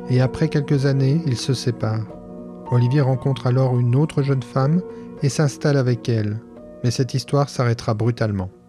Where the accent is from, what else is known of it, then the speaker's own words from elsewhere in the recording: Tournai, Wallonia, Belgium; also born or lived in Liège; Je suis né à Tournai